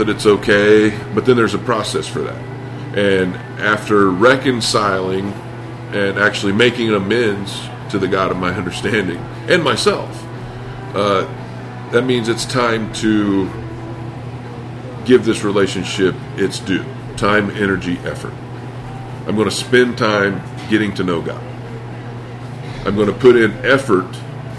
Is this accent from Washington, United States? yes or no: no; Indiana, United States; I grew up in the Bible Belt, Indiana